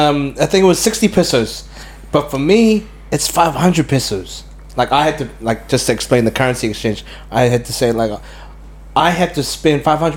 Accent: New Zealand; I'm not from Guam. I'm Filipino. I'm just from New Zealand.

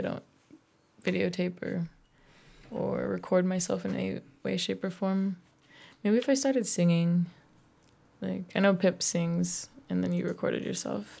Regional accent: Polson, Montana, United States; also born or lived in Idaho; I grew up most of my life in Montana, up in the Northwest, um, Polson, outside Glacier National Park

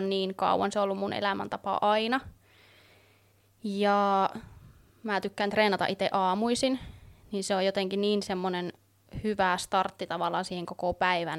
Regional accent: Oulu, North Ostrobothnia, Finland; Oon täältä Oulusta kotoisin

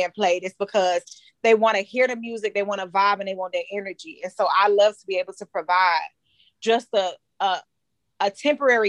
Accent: Stockbridge, Georgia, United States; I grew up in Stockbridge, Henry County area

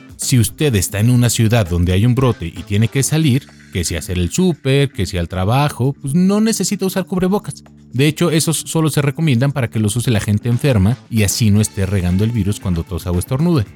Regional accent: Mexico; como mexicano

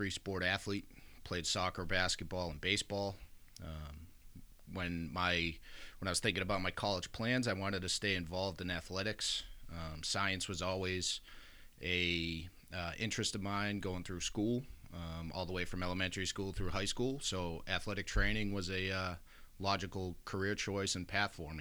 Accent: Worcester, Massachusetts, United States; I was born and raised in Worcester

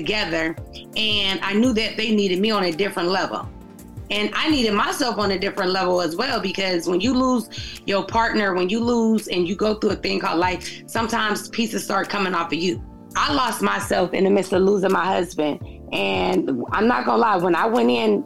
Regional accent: Youngstown, Ohio, United States; Born and raised in Youngstown, Ohio

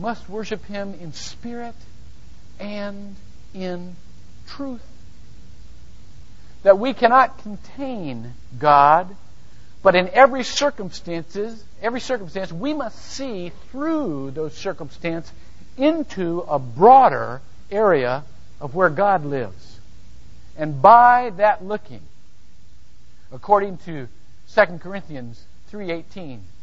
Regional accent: United States; being an American

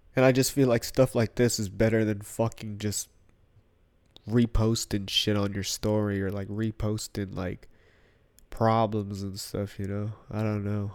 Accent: United States; also born or lived in Philippines (ancestry); she decided to come all the way on the other side of the planet, have me

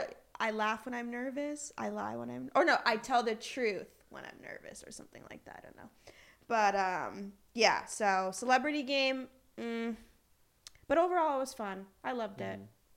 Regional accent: Boston, Massachusetts, United States; I'm from Boston.

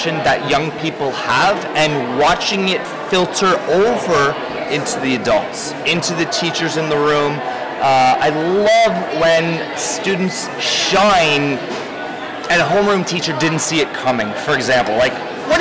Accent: Ontario, Canada; I am a teacher from Ontario, Canada.

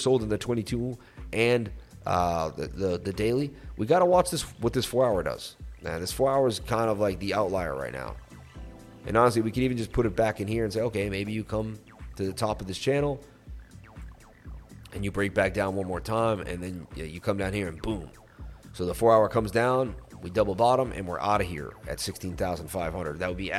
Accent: Oklahoma, United States; I'm from Oklahoma, so please talk slowly.

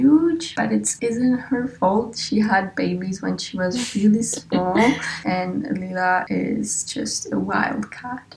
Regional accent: Czechia; moved away; I'm from Czech Republic, which is next to Germany, that little thingy. We drink a lot of beer, but I'm actually French and Slovak, just grew up there.

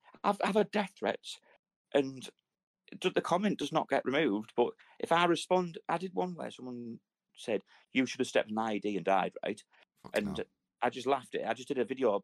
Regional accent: Redcar, North East England, United Kingdom; there's a boat in my hometown called Isis

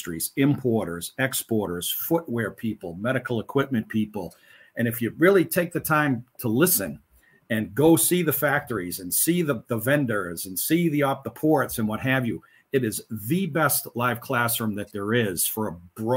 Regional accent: Lynn, Massachusetts, United States; moved away as an adult; now in Los Angeles, United States; I'm from Lynn, Massachusetts, started in my career in freight forwarding and customs brokerage at my home port of Boston.

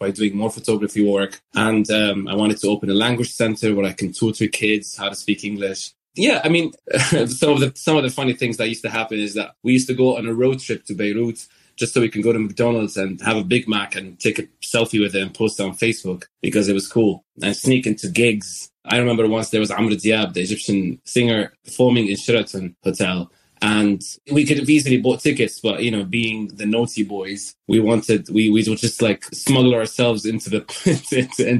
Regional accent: Damascus, Damascus Governorate, Syria; moved away as an adult; now in London, United Kingdom; I grew up in Damascus

